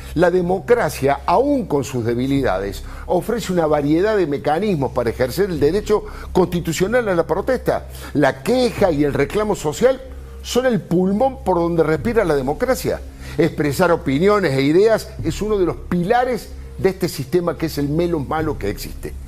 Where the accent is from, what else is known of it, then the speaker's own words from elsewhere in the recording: Argentina; ya padecimos como argentinos